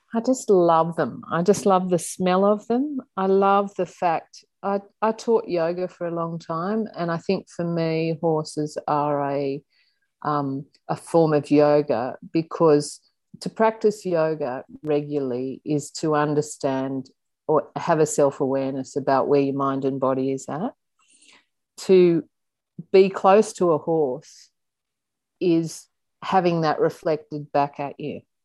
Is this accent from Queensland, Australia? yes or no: no; Sydney, New South Wales, Australia; also born or lived in Belrose, Sydney; In the early years, I grew up in Coogee. I was born in Waverley Hospital